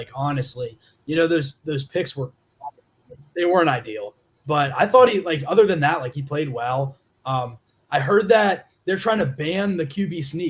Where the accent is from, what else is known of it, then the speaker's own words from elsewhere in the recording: Maryland, United States; Like, I grew up in Maryland. I've been like all over the place. I moved up here earlier this year, and my family, they were Nats fans